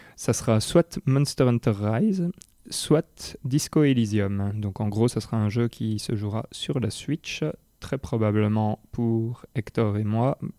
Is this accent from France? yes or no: no; Belgium; chez nous en Belgique